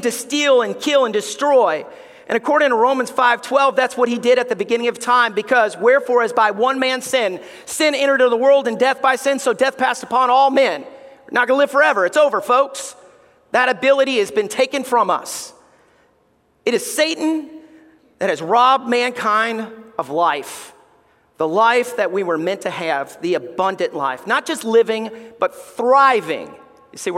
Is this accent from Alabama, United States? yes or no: yes; Alabama, United States; We grew up in Alabama